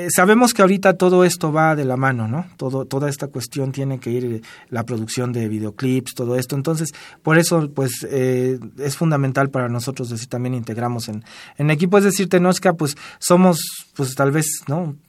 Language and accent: Spanish; Mexico City, Mexico; somos de Tenochtitlan